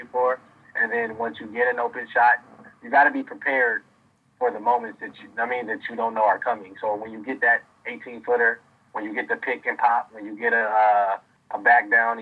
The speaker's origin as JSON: {"language": "English", "town": "Minneapolis", "region": "Minnesota", "country": "United States", "also_born_or_lived": "St. Louis", "said": "I'm from Minneapolis and I want to help my city as much as I can"}